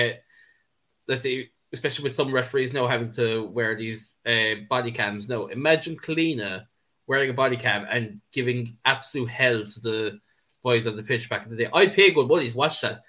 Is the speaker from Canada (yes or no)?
no; Ireland; I'm speaking as an Irishman